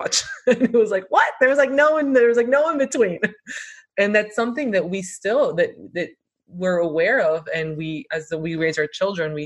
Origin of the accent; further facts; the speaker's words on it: Miami, Florida, United States; we were born and raised in Miami. We are first generation American